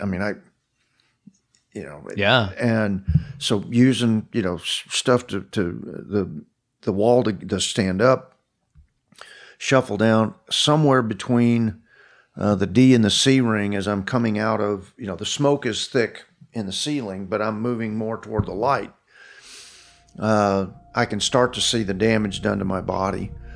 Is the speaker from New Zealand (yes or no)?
no; Fort Worth, Texas, United States; as a kid growing up in Fort Worth